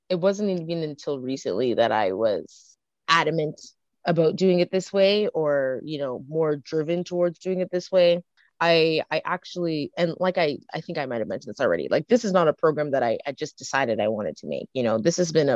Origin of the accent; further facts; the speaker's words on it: Canada; I'm also growing up in Canada with another culture.